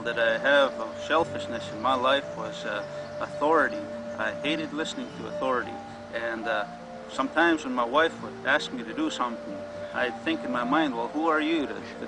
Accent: Buffalo Lake Métis Settlement, Alberta, Canada; I'm from the Buffalo Lake Métis Settlement, and which is the Cree Nation, and it's in Alberta, Canada.

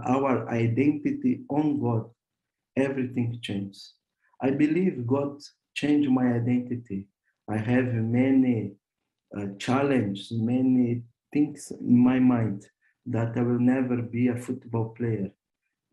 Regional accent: Porto Alegre, Rio Grande do Sul, Brazil; now in Slovenia; I come from Brazil. I born in Brazil, in Porto Alegre, south of Brazil.

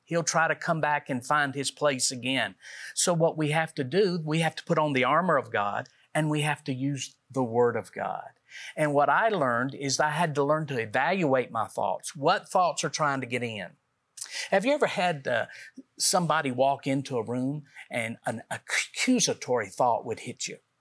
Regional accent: Middle Tennessee, United States; we're from Middle Tennessee

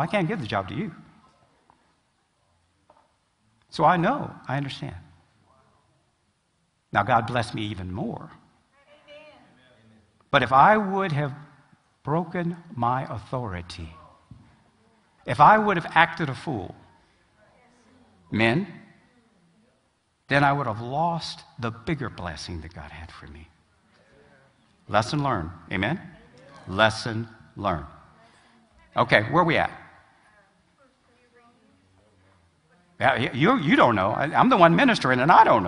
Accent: Alabama, United States; I was from, believe it or not, I was from Alabama

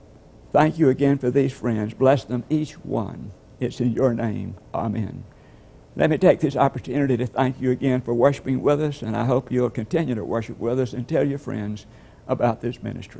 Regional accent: Puerto Rico; first language Spanish; English is a second language; I am from Puerto Rico and a member of the Messiah Baptist Church.

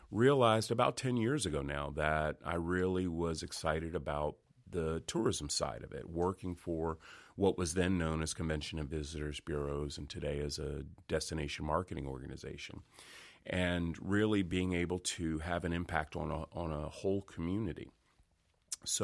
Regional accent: Washington, District of Columbia, United States; born there; now in Fayetteville, United States; I was born in Washington, D.C., but I've lived now in North Carolina four times.

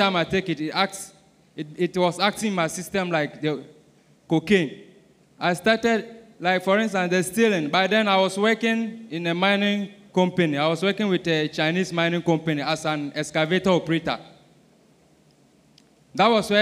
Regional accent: Ghana; I'm from Ghana

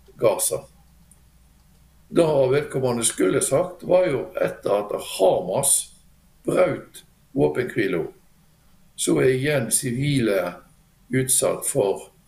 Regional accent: Bjørnafjorden municipality, Vestland, Norway; moved away as an adult; now in Drammen, Norway; jeg er fra Bjørnafjorden kommune, eh, som er da en nabokommune til Bergen i sør. Og flytta til Drammen nå eh, i sommer.

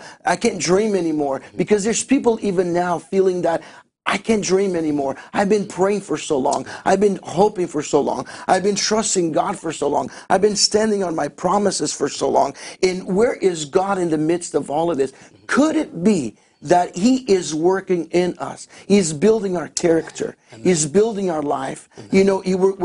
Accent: Azores, Portugal; moved away; also born or lived in Winnipeg, Canada; I was born in Portugal, in the Azores Islands, right in the middle of the Atlantic

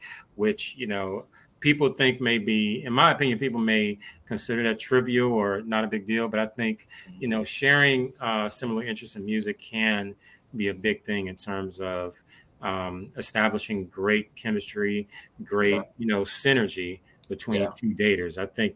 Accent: Memphis, Tennessee, United States; I'm originally from Memphis

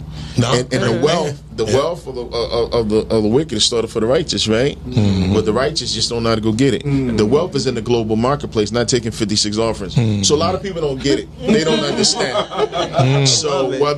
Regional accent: New Jersey, United States; also born or lived in Brooklyn, New York; I was born in Brooklyn, New York. You know, my parents live in Brevoort Projects in Brooklyn, but I grew up in Jersey.

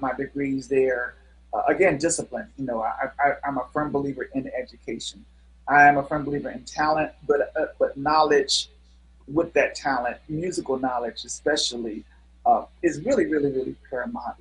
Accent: Cleveland, Ohio, United States; moved away as an adult; also born or lived in Versailles, France / Chicago; I'm from Cleveland, Ohio

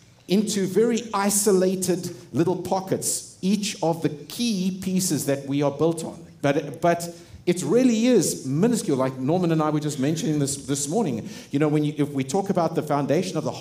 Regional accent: South Africa; moved away; I grew up in South Africa.

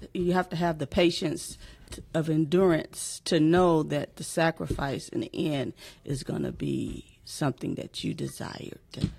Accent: Mississippi, United States; now in Michigan, United States

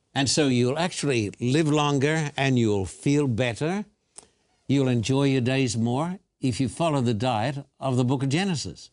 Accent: Australia; I was born and bred in Australia

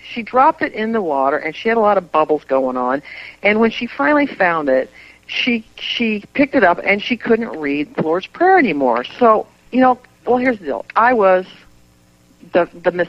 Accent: the Bible Belt, United States; Well, you know, we grew up in the Bible Belt, so this was the coolest thing

